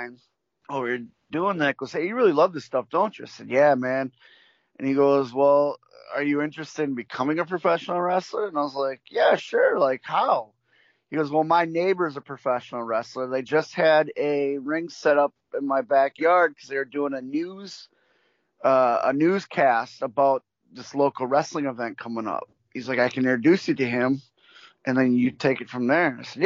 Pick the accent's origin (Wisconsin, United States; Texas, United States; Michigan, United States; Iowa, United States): Wisconsin, United States; Milwaukee; where I grew up in Milwaukee